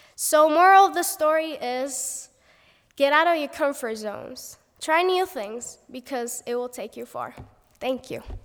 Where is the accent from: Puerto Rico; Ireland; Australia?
Puerto Rico; first language Spanish; English is a second language; moved away as an adult; now in United States; I'm from Puerto Rico, and our main language is Spanish